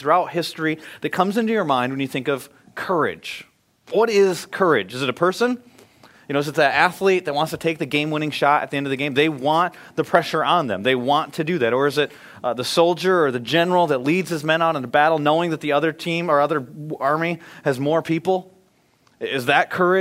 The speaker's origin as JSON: {"language": "English", "region": "Michigan", "country": "United States", "tie": "born or raised there", "said": "I grew up in Michigan"}